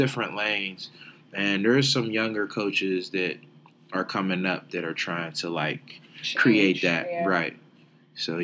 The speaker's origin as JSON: {"language": "English", "town": "Pittsburgh", "region": "Pennsylvania", "country": "United States", "said": "I'm just somebody from Homewood"}